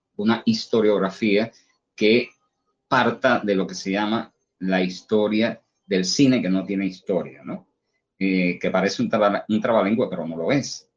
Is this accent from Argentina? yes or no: no; Cuba